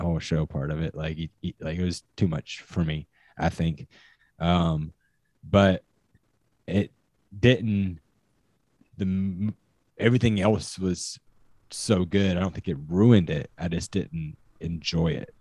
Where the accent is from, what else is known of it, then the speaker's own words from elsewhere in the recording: Kansas, United States; having grown up and having family from Kansas